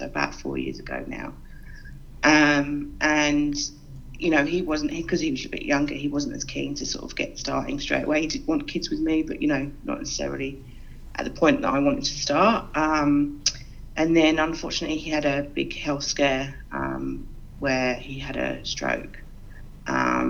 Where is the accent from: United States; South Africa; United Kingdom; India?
United Kingdom; London; moved away as an adult; now in Sydney, Australia; Obviously, you can probably tell from my accent, I'm originally from the UK. I'm originally from London, and I moved here about